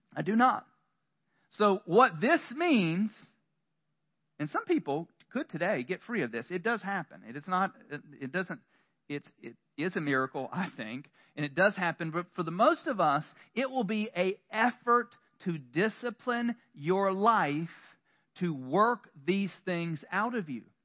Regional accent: the South, United States; we're from the South

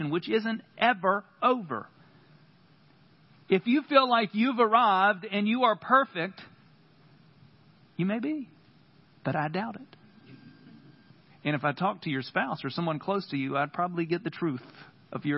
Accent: United States; we as American church

